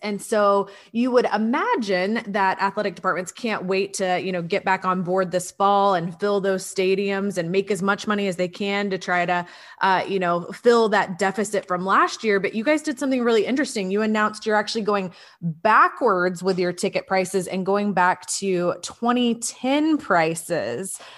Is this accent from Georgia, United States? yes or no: yes; Atlanta, Georgia, United States; moved away; also born or lived in Columbia, South Carolina; I grew up in the Atlanta area